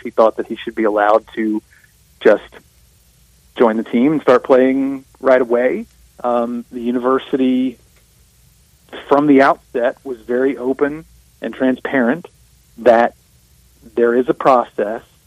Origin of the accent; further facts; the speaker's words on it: South Mississippi, United States; I'm from South Mississippi